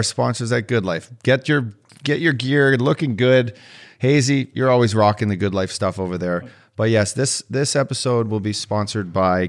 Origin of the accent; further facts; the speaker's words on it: Edmonton, Alberta, Canada; my hometown, fucking Edmonton Oilers